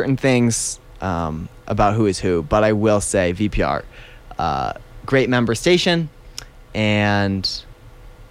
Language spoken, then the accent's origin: English; New Hampshire, United States; moved away as an adult; also born or lived in Williamstown, Massachusetts; now in Telluride, United States; I grew up in New Hampshire